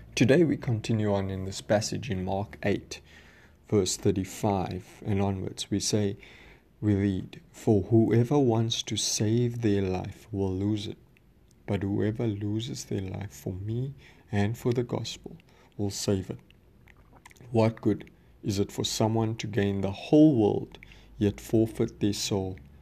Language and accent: English; South Africa; I'm, I'm from South Africa